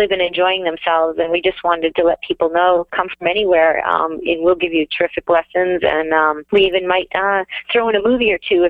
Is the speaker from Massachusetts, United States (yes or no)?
yes; Massachusetts, United States; now in The Villages, Florida, United States; We're from Massachusetts originally